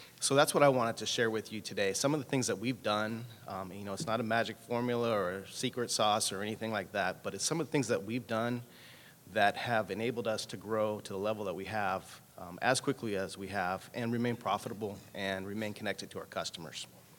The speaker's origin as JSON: {"language": "English", "region": "California", "country": "United States", "said": "You know, it's ironic. I come from California, and Assemblywoman Lorena Gonzalez is introducing a bill for consumer protection."}